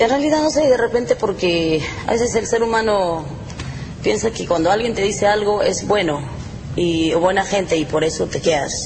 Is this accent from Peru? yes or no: yes; Peru; moved away; Cuyuchaca, que es la tierra mía